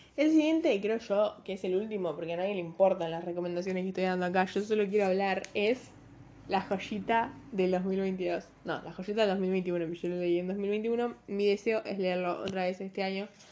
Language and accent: Spanish; Uruguay; soy uruguaya, no gringa